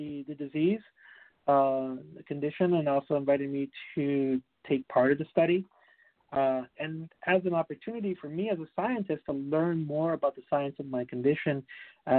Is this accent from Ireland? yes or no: no; Puerto Rico; I'm originally from Puerto Rico.